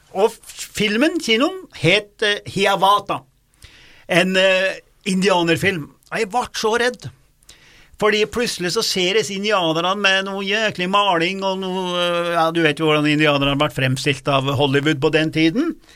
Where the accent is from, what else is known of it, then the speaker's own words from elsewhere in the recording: Dombås, Innlandet, Norway; moved away; der jeg vokste opp, på Dombås